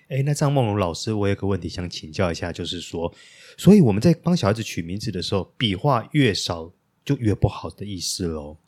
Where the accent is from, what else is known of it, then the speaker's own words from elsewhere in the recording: Taiwan; 我们台湾人